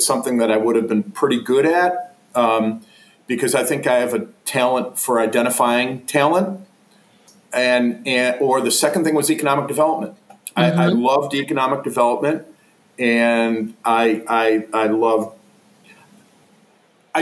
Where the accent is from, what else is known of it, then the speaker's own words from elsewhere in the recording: Buffalo, New York, United States; moved away as an adult; also born or lived in Charlotte, North Carolina / Jacksonville, Florida; now in Columbus, United States; Christian Brothers school in Buffalo, New York, my hometown